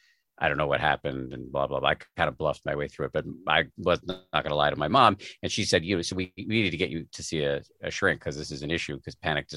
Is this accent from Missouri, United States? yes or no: no; Massachusetts, United States; because I was raised in the People's Republic of Massachusetts.